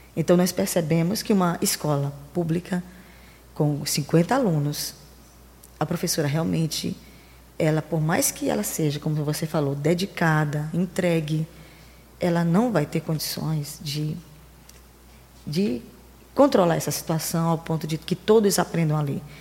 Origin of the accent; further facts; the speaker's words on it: interior of Maranhão, Brazil; eu sou do interior do Maranhão